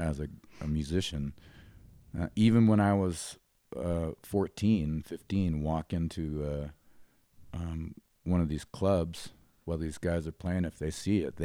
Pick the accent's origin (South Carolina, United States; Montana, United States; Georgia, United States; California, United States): Montana, United States; Great Falls; I was born in Billings, Montana. My father was a military guy. So in my early youth, we moved around a little bit, but not as much as I hear a lot of military families do. So I spent most of my youth in Great Falls, Montana.